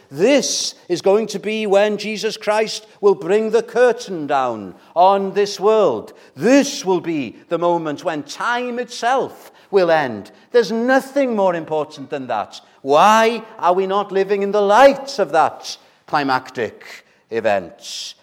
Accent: Wales, United Kingdom; those of us who are Welsh

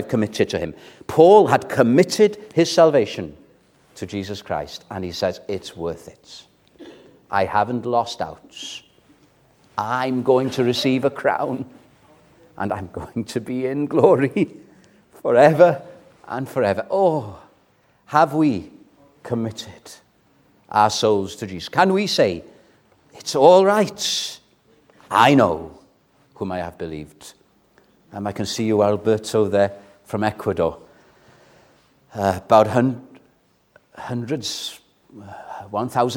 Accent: Welsh, Wales, United Kingdom; I'm Welsh

